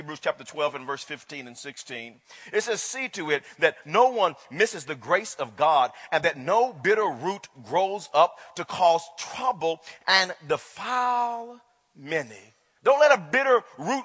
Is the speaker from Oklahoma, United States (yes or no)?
yes; Wewoka, Oklahoma, United States; growing up in Wewoka